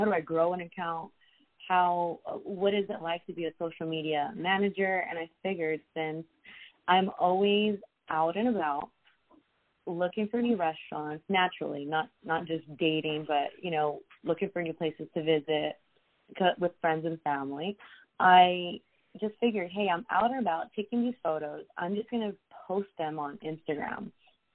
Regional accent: South Gate, California, United States; also born or lived in Whittier / Downey / South Bay, Los Angeles; I was born and raised in LA with Salvadorian parents and three sisters. I know LA like the back of my hand. So for the most part, I grew up in the city of Southgate

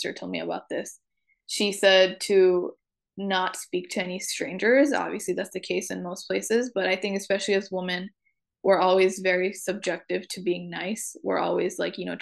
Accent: New York, United States; since I grew up in New York

